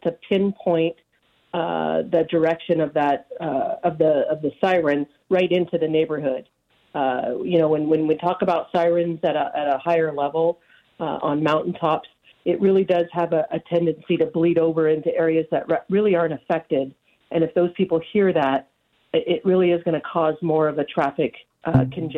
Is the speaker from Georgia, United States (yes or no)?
no; Nevada County, California, United States; this is my hometown